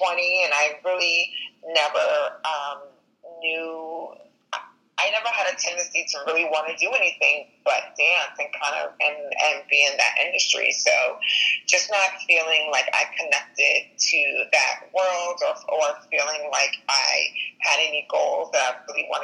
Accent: Long Island, New York, United States; Born and raised in Long Island, New York

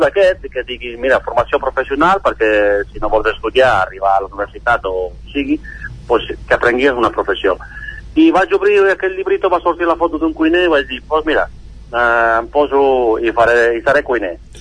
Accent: Italy; also born or lived in England / France / Barcelona; now in Caldes de Montbui, Spain

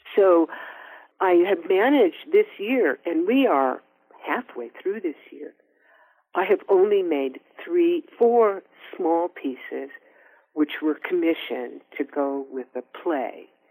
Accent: Oakland, California, United States; we're also both from Oakland.

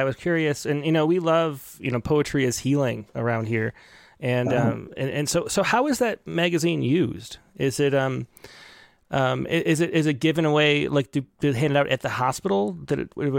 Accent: Rochester, New York, United States; I grew up in Rochester.

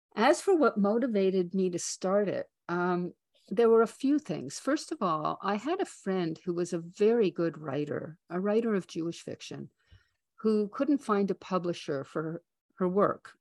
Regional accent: Canada; as a Canadian

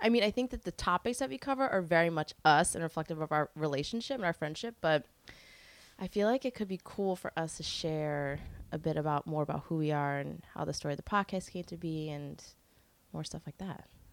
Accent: New York City, New York, United States; I grew up in Carroll Gardens, which is Disney World now

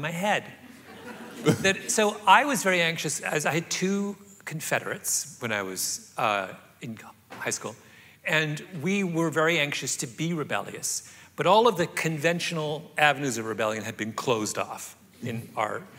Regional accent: rural Southern Ontario, Canada; moved away; I grew up in rural Southern Ontario

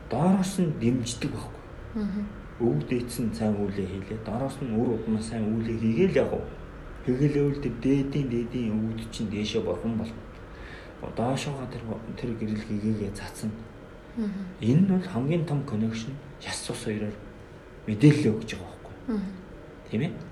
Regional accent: Mongolia; бид бол Монгол хүн гэдгийг мартаж болохгүй.

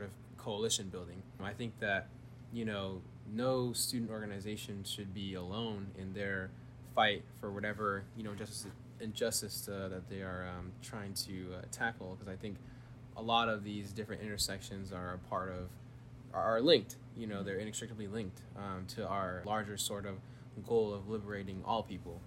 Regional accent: Bay Area, California, United States; moved away as an adult; now in Isla Vista, United States; I'm from the Bay Area

